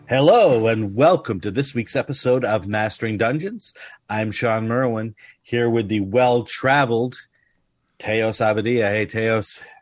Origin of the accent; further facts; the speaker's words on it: United States; I grew up in the United States